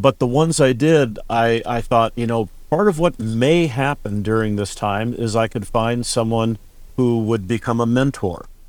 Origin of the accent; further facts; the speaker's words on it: California, United States; moved away as an adult; also born or lived in Oregon / Wisconsin; born and raised in California